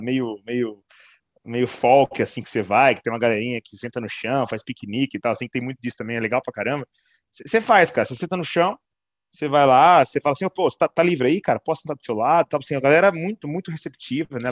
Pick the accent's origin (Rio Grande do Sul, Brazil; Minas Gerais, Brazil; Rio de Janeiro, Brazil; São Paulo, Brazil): São Paulo, Brazil; São José do Rio Preto; lá na minha cidade eu descobri, cara, eu não sabia, em Rio Preto